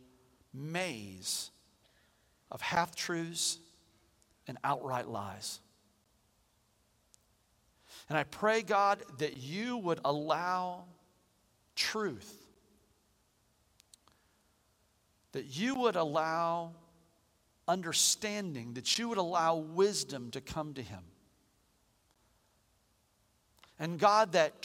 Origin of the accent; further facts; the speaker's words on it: United States; I'm an American.